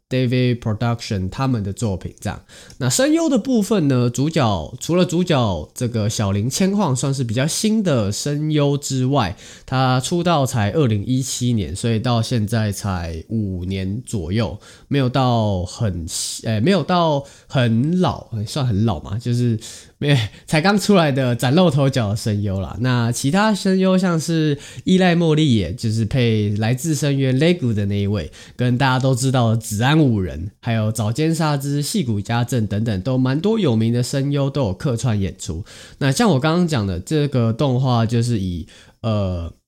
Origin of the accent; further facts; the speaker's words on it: Taiwan; 身为台湾人